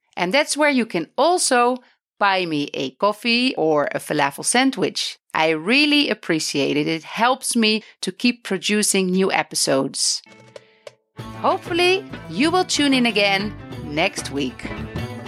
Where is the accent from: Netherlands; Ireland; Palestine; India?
Netherlands; now in Beit Safafa; I come from the Netherlands